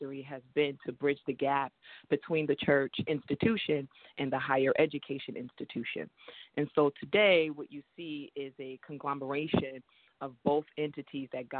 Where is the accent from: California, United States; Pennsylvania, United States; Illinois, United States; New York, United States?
New York, United States; New York City; I was born in Brooklyn, New York, Flatbush to be exact.